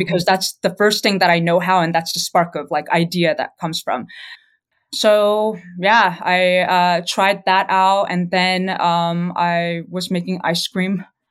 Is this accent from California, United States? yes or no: yes; California, United States; moved away; also born or lived in New York City; I'm actually originally from California